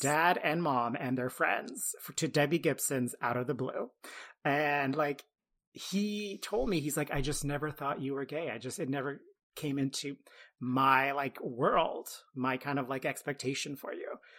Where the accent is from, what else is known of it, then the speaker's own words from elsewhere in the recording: Ottawa, Ontario, Canada; I grew up in Ottawa, which is a pretty big city in Canada